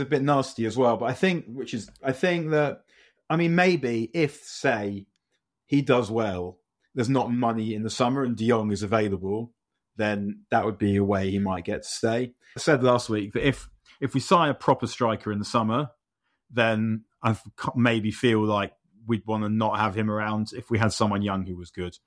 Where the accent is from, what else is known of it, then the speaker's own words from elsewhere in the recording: London, United Kingdom; I'm from London, but also somewhere that might be London that isn't London